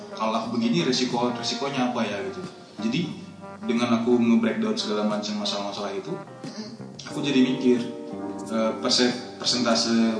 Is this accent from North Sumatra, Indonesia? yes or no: yes; Medan, North Sumatra, Indonesia; moved away as an adult; now in Yogyakarta, Indonesia; asalnya dari Medan, tapi kuliah di Atma Jaya angkatan 2011